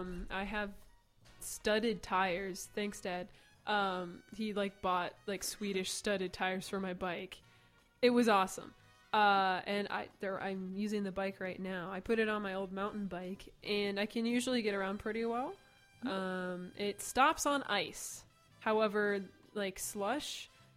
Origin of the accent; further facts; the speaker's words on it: Dubuque, Iowa, United States; I'm from Dubuque. Like, it's... I mean, my dad's Canadian, if that makes any... I think it's Canadian genes.